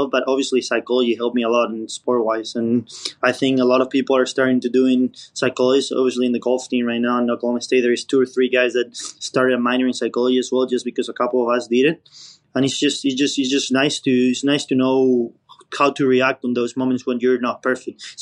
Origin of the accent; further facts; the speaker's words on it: Spain; English is a second language; moved away; And when I came from Spain, my English wasn't at a grade level yet.